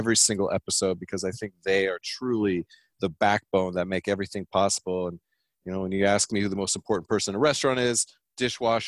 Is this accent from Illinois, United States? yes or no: no; Vista, California, United States; also born or lived in Pasadena; I was born in Pasadena, and I graduated high school from Vista High School in North County, San Diego.